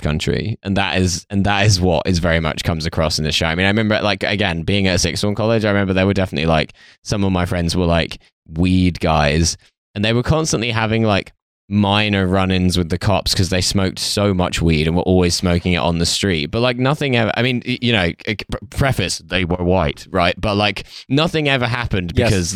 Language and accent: English; United Kingdom; I grew up like just outside London